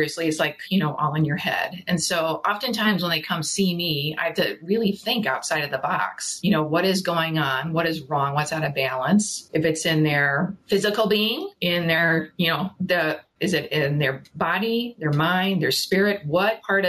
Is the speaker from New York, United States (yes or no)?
no; Chicago, Illinois, United States; moved away as an adult; now in Ottawa, Canada; I'm actually originally from Chicago, but I've been living now here in Canada, in Ottawa, for 20 years